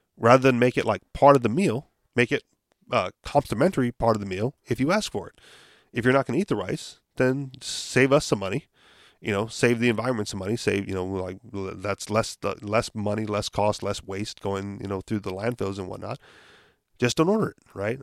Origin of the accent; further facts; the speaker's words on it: Hawaii, United States; we're from Hawaii